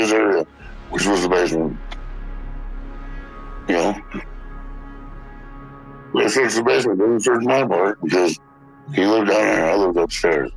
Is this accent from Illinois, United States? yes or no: no; Michigan, United States; moved away as an adult; I moved away from Michigan in 96, 97, and I came back because my dad said I could have a house